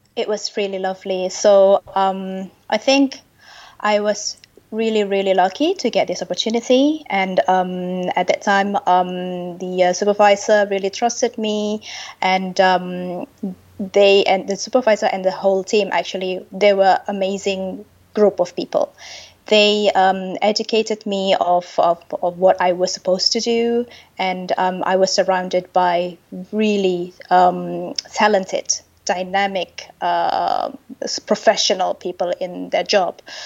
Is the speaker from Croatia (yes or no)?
no; Indonesia; moved away as an adult; also born or lived in London, United Kingdom / Seoul, South Korea; now in Geneva, Switzerland; I'm originally from Indonesia.